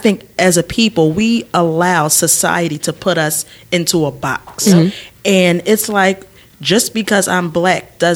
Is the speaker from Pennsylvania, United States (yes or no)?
yes; Philadelphia, Pennsylvania, United States; now in New Jersey, United States; we're from Philly